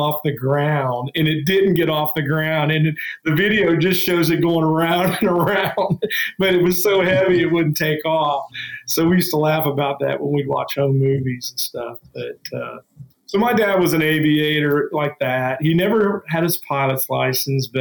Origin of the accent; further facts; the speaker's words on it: Dayton, Ohio, United States; we're from Dayton, Ohio, which is the birthplace of aviation